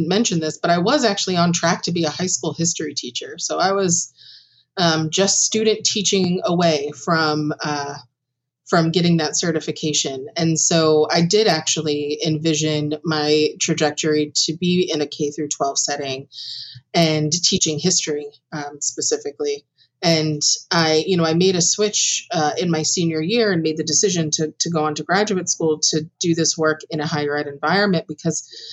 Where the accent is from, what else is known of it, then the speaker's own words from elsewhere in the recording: Long Branch, New Jersey, United States; I come from Long Branch, New Jersey originally